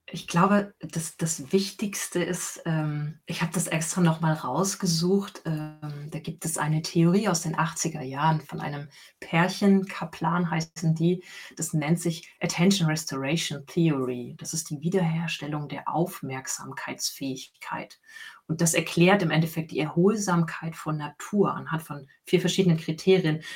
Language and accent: German; Leipzig, Saxony, Germany; moved away; ich bin gebürtig aus Sachsen. Ich bin in Leipzig geboren und dort im Südwesten von Leipzig groß geworden